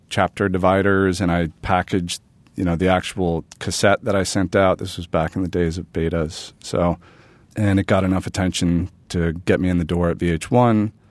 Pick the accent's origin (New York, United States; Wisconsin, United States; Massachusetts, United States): New York, United States; New York City; born or raised there